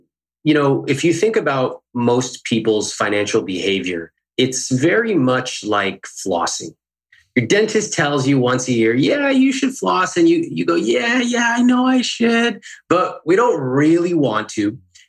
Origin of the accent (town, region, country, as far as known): Sacramento, California, United States; born or raised there; now in Los Angeles, United States